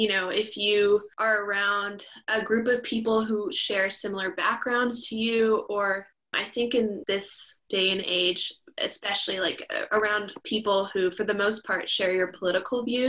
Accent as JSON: {"language": "English", "town": "Calgary", "region": "Alberta", "country": "Canada", "tie": "born or raised there", "also_born_or_lived": "Houston, Texas", "moved": "as an adult", "lives_now": "Vancouver, Canada", "said": "I went from Houston, Texas to Calgary, Alberta"}